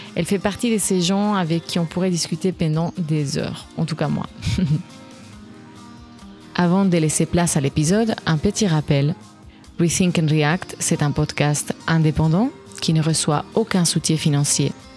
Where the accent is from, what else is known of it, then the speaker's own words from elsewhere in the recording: Spain; je suis espagnole